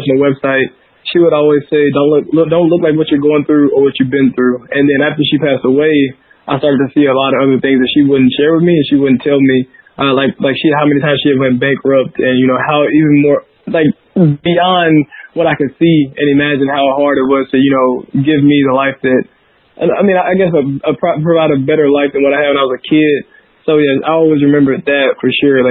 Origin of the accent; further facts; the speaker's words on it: Helena, Arkansas, United States; I grew up in Southeast Arkansas, a little poor, underrepresented town. Called Helena, Arkansas.